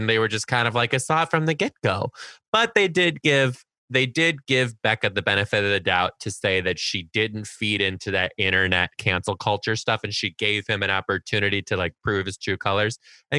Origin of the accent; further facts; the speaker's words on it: Detroit, Michigan, United States; We're from Detroit. We're from like the Detroit people. Like when you spot another like Detroiter, Southeast Michigan, we stick together.